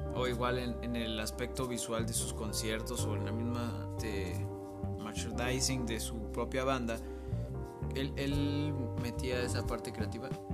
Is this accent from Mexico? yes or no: yes; Mexico; No somos norteamericanos